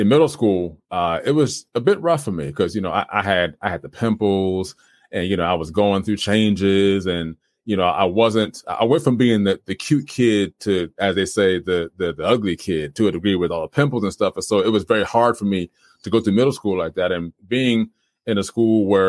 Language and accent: English; Trenton, New Jersey, United States; moved away as an adult; Trenton, born and raised, and lived there for about 20 plus years of my life